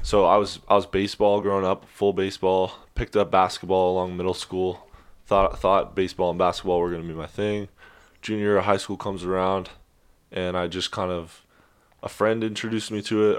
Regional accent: Sacramento, California, United States; moved away as an adult; I'm from Sacramento, California, born and raised over there

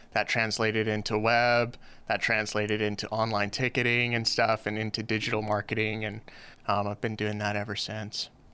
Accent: Los Angeles, California, United States; moved away as an adult; now in Hawaii, United States; I grew up, uh, in, uh, in L A in a little, uh, little hood called Van Nuys

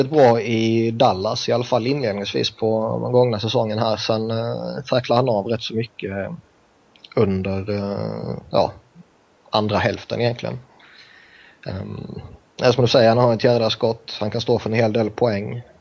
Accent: Sweden; now in San Francisco, United States; Så jag ska vara glad att bo i Kalifornien.

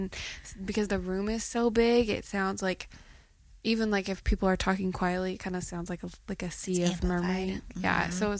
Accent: Texas, United States; where are you guys from? We're like, Texas.

